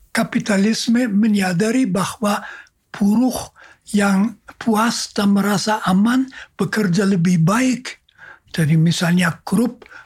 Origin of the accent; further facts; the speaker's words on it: Jakarta, Indonesia; Lalu saya memperkenalkan diri, saya seorang Yesuit dari Jakarta dan sebagainya.